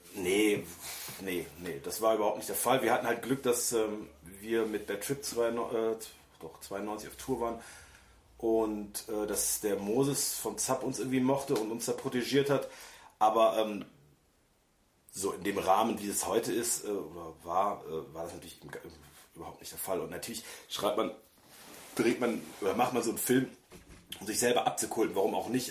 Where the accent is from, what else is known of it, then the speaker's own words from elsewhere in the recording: Germany; moved away; ich bin natürlich auch auf dem Land groß geworden, auf dem richtigen Land und nicht schön, sondern total ätzend. Vor allem ähm, ich, einmal am Tag ein Bus nach Bonn fuhr, der dann drei Stunden gedauert hat